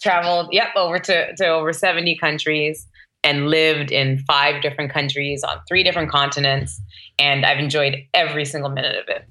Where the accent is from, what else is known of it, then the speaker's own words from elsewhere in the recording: Toronto, Ontario, Canada; moved away; And I grew up in Toronto, which is a very multicultural city.